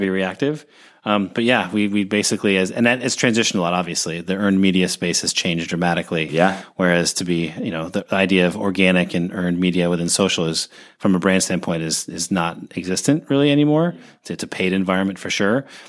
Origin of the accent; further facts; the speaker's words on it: Seattle, Washington, United States; moved away; also born or lived in Oregon; I grew up in Seattle uh, in the '90s